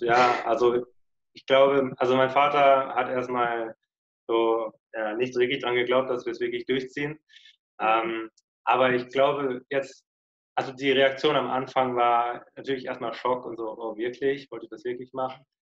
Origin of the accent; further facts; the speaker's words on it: Lörrach, Baden-Württemberg, Germany; moved away; Südwestdeutschland, also der südwestlichste Punkt Deutschlands, wo man sein kann, der heißt Lörrach